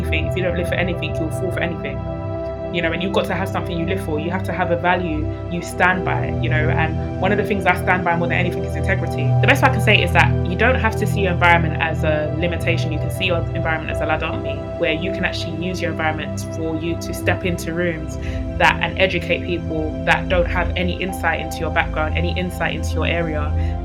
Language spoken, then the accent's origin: English; London, United Kingdom; I'm from East London, coming from the borough of Newham. Grew up in a single parent household.